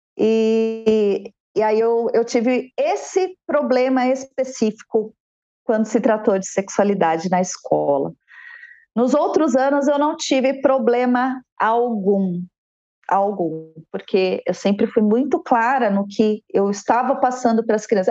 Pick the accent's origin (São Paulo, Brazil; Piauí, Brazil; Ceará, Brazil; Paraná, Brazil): São Paulo, Brazil; also born or lived in Guarulhos; Sou nascida em São Paulo